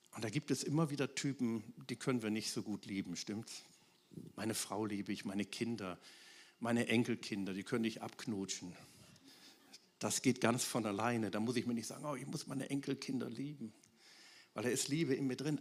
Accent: Wuppertal, North Rhine-Westphalia, Germany; in meiner Heimatstadt Wuppertal, aus der ich komme

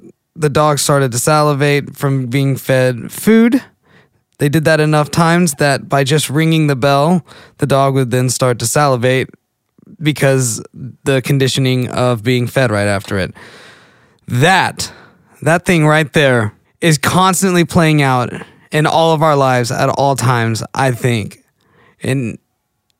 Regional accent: McKinney, Texas, United States; now in Sherman, United States; I spent the last like 18 years growing up in McKinney

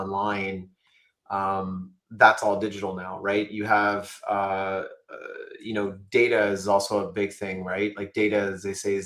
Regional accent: Canada; I'm Canadian

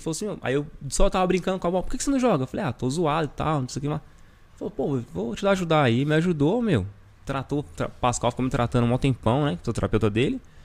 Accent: Brazil; moved away as an adult; eu sou brasileiro.

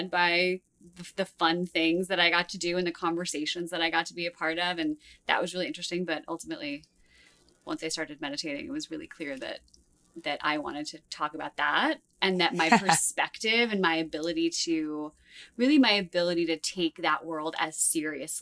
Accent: New Jersey, United States; moved away as an adult; also born or lived in Manhattan, New York / Long Beach, California; now in Los Angeles, United States; I was raised mostly in North Jersey

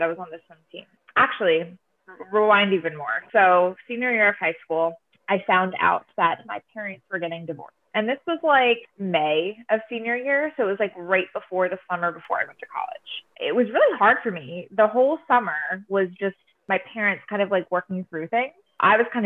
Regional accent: Mount Laurel, New Jersey, United States; I am from New Jersey, South Jersey. I am from a town called Mount Laurel.

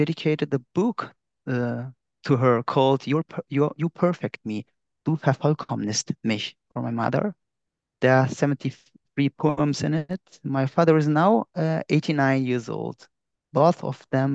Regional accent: Iskenderun, Hatay, Turkey; now in Hamburg, Germany; I was born in Turkey in Iskenderun

